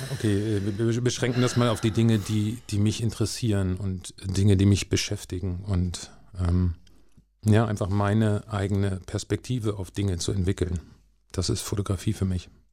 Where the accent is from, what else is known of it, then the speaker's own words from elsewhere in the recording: Hanover, Lower Saxony, Germany; also born or lived in Barsinghausen; ich bin in Hannover aufgewachsen